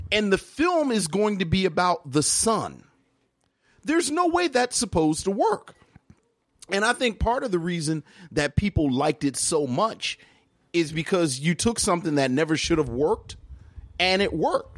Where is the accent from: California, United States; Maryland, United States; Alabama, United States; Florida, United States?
Maryland, United States; Baltimore; I'm from Baltimore, so I don't know a whole lot about go-go, but I was right next to D C